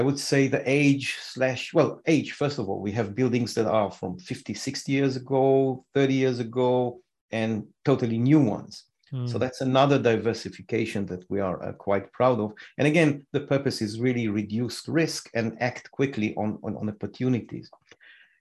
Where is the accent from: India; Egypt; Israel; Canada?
Israel; moved away as an adult; We came from Israel.